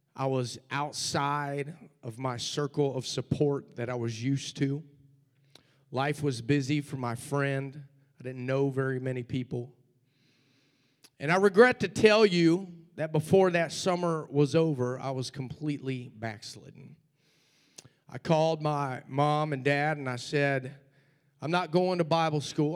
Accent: Cincinnati, Ohio, United States; the church where I grew up in Cincinnati, Ohio

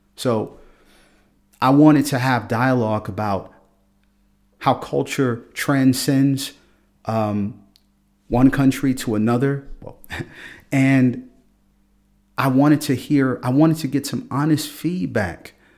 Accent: Philadelphia, Pennsylvania, United States; moved away as an adult; now in Freiburg, Germany; I grew up in Philadelphia

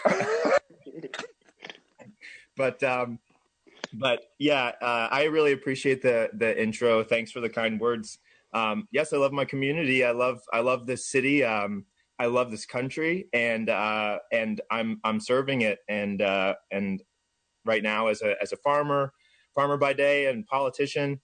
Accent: Jensen Beach, Florida, United States; moved away as an adult; I grew up in Jensen Beach, I had a pretty idyllic childhood

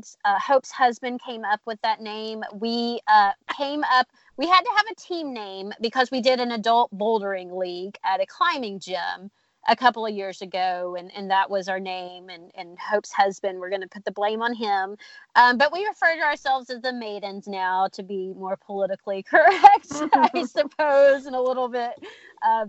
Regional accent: Chattanooga, Tennessee, United States; moved away; I am from Chattanooga

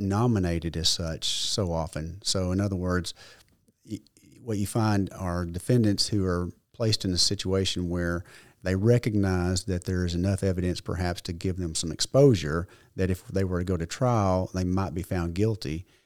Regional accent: Leachville, Arkansas, United States; also born or lived in Paragould, Arkansas / Jonesboro, Arkansas / Little Rock, Arkansas; My mother, brother, and I moved in with my grandmother in Leachville, so I grew up in Mississippi County

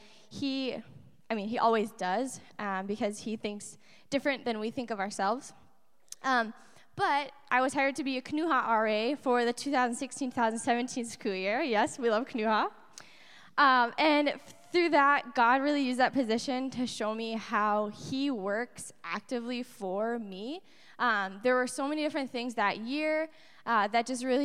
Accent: Appleton, Wisconsin, United States; moved away; also born or lived in Stevens Point, Wisconsin; I'm originally from Appleton, Wisconsin.

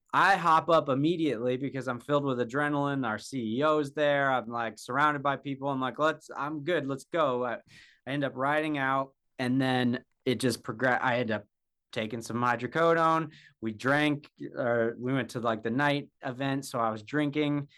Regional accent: Jackson, Wyoming, United States; I was born and raised in Jackson, Wyoming

